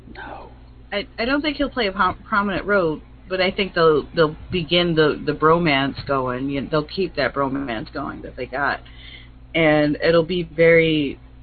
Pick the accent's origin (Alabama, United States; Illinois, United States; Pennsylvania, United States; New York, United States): Illinois, United States; Chicago; I'm Chicagoan